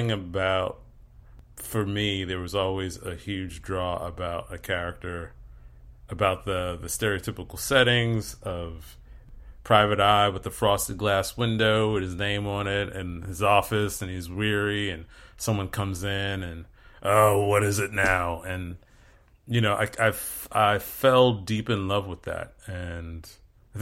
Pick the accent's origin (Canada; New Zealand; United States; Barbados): United States; New Jersey; I grew up in New Jersey, and so, you know, we had a Six Flags, or we called it Great Adventure